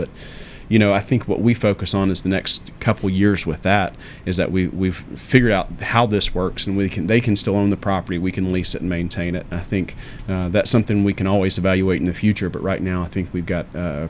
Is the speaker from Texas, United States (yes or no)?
no; Murfreesboro, Tennessee, United States; I was born in Murfreesboro.